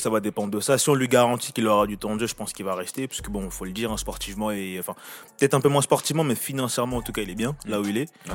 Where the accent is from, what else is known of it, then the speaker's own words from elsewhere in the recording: France; pour nous en tant que Français